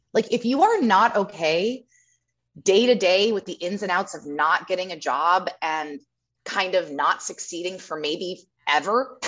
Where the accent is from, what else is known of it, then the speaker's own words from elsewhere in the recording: Carmel, California, United States; also born or lived in Hawaii; I'm from Carmel, up north.